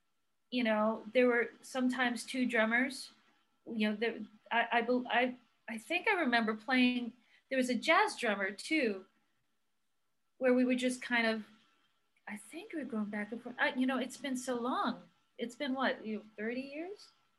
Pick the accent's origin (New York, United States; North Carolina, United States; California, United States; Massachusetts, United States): New York, United States; Brooklyn; Like all of a sudden you're gonna hear my accent come out, right?